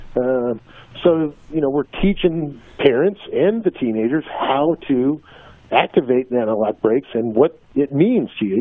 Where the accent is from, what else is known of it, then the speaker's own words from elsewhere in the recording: Southern California, United States; growing up in Southern California